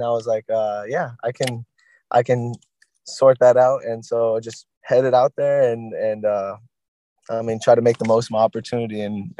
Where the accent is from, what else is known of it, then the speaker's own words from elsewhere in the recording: Yuma, Arizona, United States; moved away as an adult; now in Omaha, United States; From Yuma, Arizona